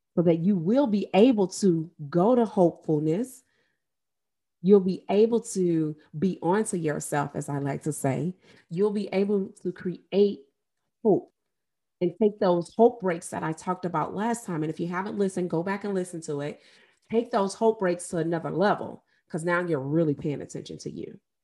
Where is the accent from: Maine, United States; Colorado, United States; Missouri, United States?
Missouri, United States; St. Louis; I am from Saint Louis, Missouri, and I lived, literally grew up and graduated near the area where Mike Brown was murdered.